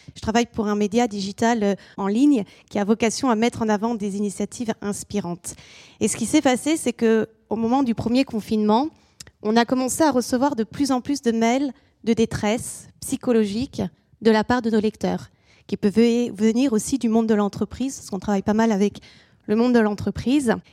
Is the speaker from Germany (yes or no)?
no; France; also born or lived in England; chez nous en France